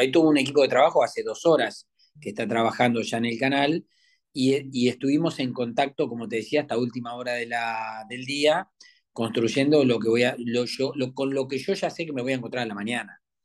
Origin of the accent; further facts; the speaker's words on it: western Greater Buenos Aires, Buenos Aires Province, Argentina; moved away as an adult; now in Buenos Aires, Argentina; yo soy de, la zona oeste, aunque ahora ya hace muchos años que estoy acá en, que soy porteñito